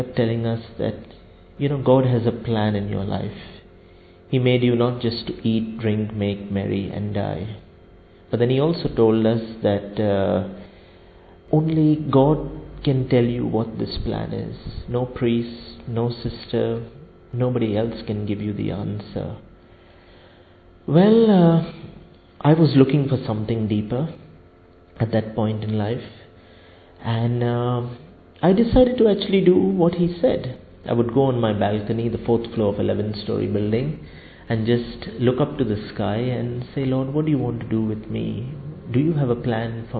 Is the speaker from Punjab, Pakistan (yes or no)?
no; Karachi, Sindh, Pakistan; I'm from the Archdiocese of Karachi in Pakistan